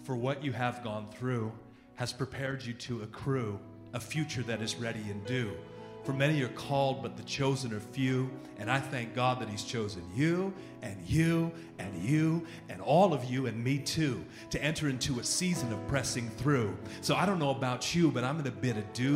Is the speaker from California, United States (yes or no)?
yes; Oakland, California, United States; now in Atlanta, United States; I'm originally from Oakland, California, and live in Atlanta, Georgia with my family